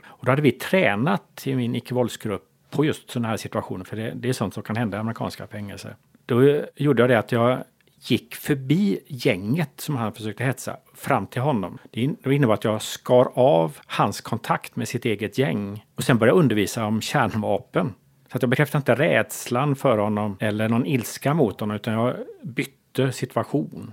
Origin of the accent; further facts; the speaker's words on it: Gothenburg, Västra Götaland, Sweden; Jag är uppväxt här, en av byfånarna i Hammarkullen. Jag, jag flyttade hit när jag var barn, tioårsåldern, redan på 70-talet